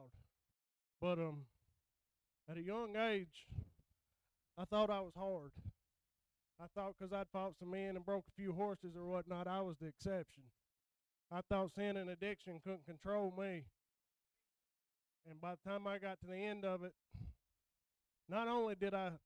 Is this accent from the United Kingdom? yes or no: no; United States; I was born and raised around Suwannee